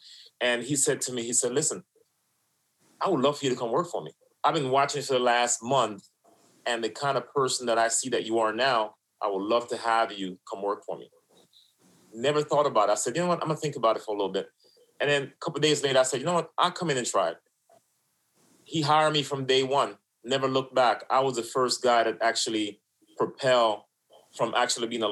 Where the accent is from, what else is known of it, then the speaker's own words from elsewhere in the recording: New York City, New York, United States; also born or lived in Florida; now in Wellington, United States; Mixed in Brooklyn, and then down here in Florida. Left from Brooklyn, came to Florida and started living on my own